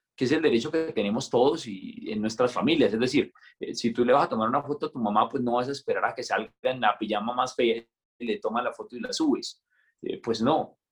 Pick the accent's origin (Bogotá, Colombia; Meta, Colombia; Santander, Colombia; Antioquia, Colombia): Santander, Colombia; Pinchote; also born or lived in Bucaramanga; soy de un pueblito que se llama Pinchote Santander